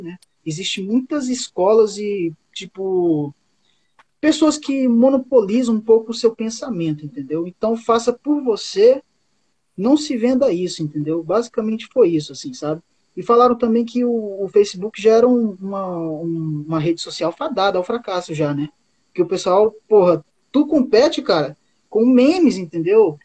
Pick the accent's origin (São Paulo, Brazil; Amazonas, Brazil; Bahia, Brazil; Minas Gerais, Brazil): Amazonas, Brazil; Boca do Acre; now in Acre, Brazil; eu moro no Acre, só que eu não sou acriano, eu sou amazonense. Eu nasci no município do Amazonas que curiosamente se chama Boca do Acre